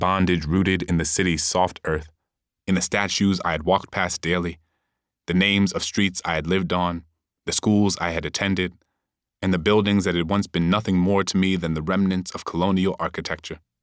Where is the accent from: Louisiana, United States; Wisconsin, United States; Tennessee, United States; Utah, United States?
Louisiana, United States; New Orleans; New Orleans is my home. It is where I was born and raised